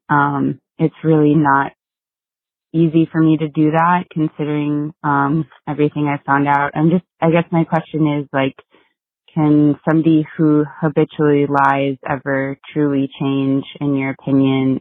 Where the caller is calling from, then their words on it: Los Angeles, California, United States; I'm calling from Los Angeles